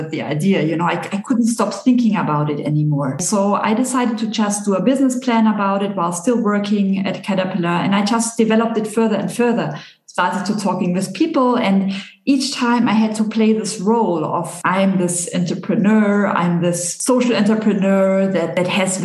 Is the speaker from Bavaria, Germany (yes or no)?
yes; Bavaria, Germany; now in Geneva, Switzerland; I'm from Bavaria